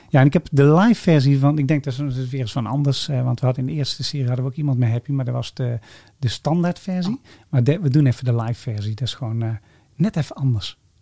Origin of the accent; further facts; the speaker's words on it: Sint-Oedenrode, North Brabant, Netherlands; ik kom hier uit Sint-Tuderode-Rooi